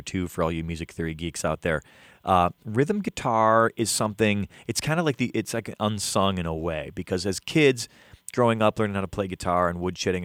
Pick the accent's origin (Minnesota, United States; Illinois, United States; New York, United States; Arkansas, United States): Illinois, United States; Chicago; Chicago's my hometown.